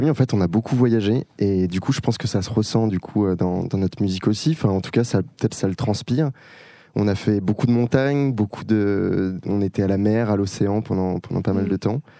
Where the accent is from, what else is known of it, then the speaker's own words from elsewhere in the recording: Lyon, Auvergne-Rhône-Alpes, France; on est lyonnais.